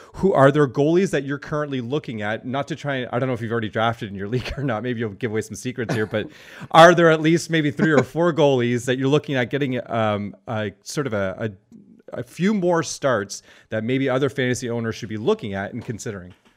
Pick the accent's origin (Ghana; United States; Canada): Canada; Cornwall, Ontario; I'm from Cornwall